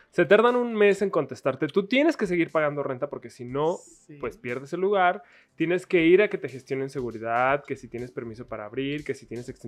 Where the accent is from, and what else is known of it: Mexico